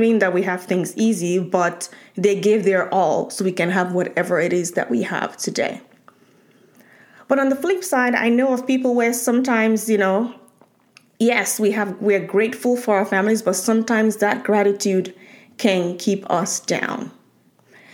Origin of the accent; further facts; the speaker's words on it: Nigeria; moved away; So growing up in Nigeria